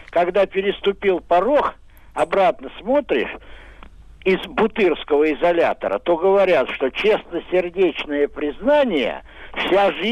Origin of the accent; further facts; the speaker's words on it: Moscow, Russia; Я москвич